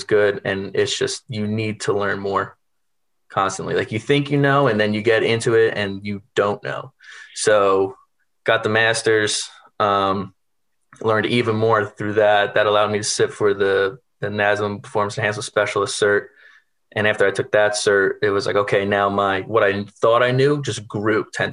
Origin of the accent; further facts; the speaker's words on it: New York, United States; I'm originally from New York. So, you know, growing up, I wanted to be Derek Jeter